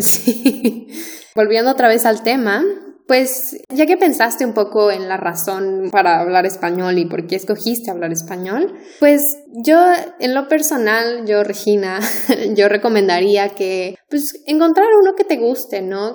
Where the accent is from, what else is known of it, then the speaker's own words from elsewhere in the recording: Mexico; los mexicanos tenemos la tendencia de pronunciar casi cada letra